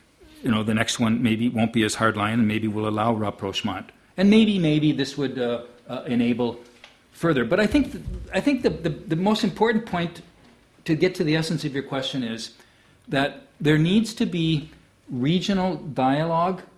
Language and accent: English; United States; I, as an American